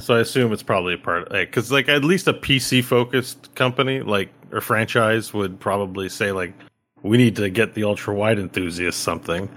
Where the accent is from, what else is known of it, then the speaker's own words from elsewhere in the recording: Canada; as a Canadian